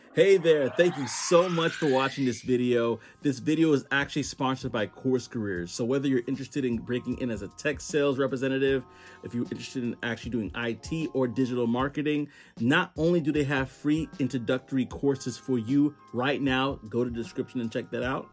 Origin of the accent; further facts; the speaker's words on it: New York City, New York, United States; moved away; I'm from New York, originally from New York City